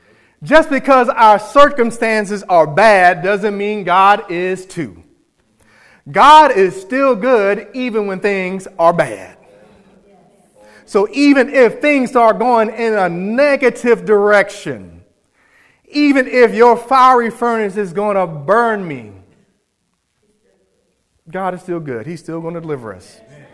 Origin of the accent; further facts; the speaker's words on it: New York, United States; I grew up in New York with my dad, spent a couple summers there and a year with him.